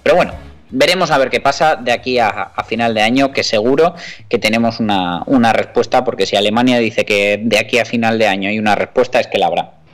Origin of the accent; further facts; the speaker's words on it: Navarre, Spain; nosotros que somos navarros